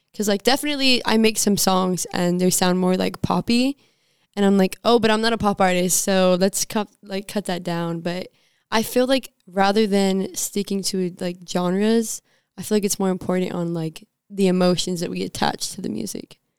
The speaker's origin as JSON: {"language": "English", "region": "Southern", "country": "United States", "accent": "Southern twang", "said": "my little Southern twang"}